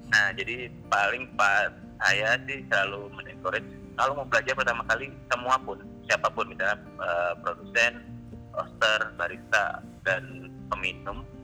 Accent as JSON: {"language": "Indonesian", "region": "Java", "country": "Indonesia", "said": "walaupun saya sebagai orang Jawa, saya juga kadang-kadang masih kaget"}